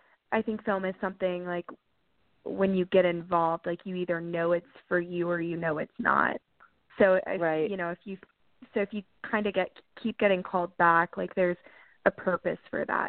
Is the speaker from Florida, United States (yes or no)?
no; North Carolina, United States; I'm currently in Tennessee, but I'm from North Carolina.